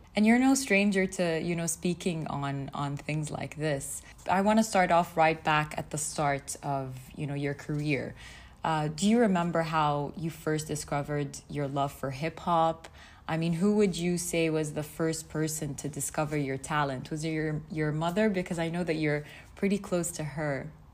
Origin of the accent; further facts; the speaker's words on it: Saudi Arabia; I grew up in Saudi